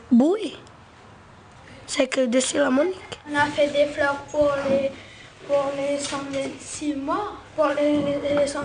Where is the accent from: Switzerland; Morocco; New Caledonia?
New Caledonia; Maré, Loyalty Islands Province; je suis originaire de Marais.